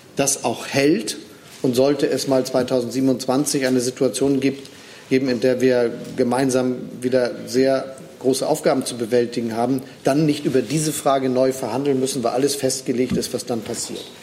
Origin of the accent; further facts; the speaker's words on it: Germany; als Deutsche